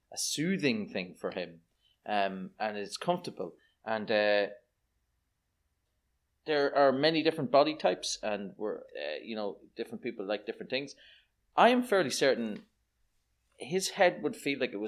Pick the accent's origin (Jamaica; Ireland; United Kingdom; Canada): Ireland; I'm Irish.